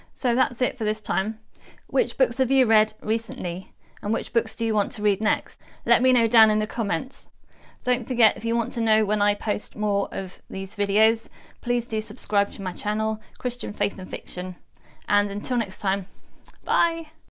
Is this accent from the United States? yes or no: no; England, United Kingdom; As an English person